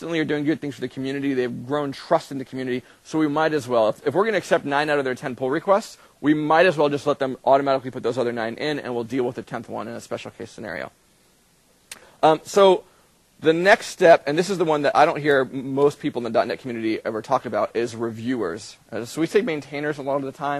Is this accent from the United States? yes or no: yes; United States; I'm American